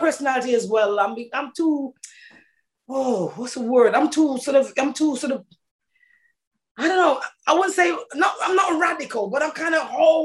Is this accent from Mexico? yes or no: no; Jamaica; moved away; I'm Jamaican born